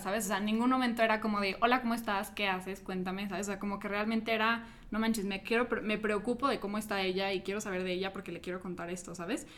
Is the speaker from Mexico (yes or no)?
yes; Mexico City, Mexico; yo soy de Ciudad de México, creo que faltó, faltó decir, ahorita estoy visitando Guadalajara